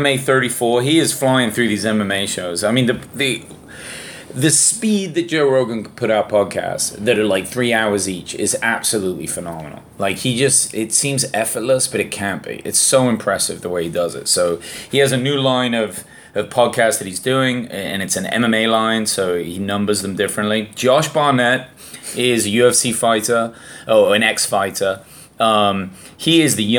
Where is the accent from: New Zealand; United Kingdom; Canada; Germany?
United Kingdom; England; being English